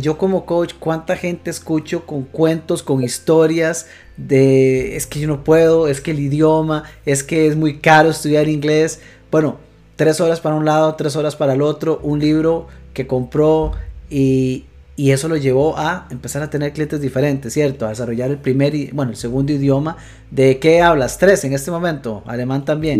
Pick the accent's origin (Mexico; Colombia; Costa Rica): Costa Rica; quienes somos de Costa Rica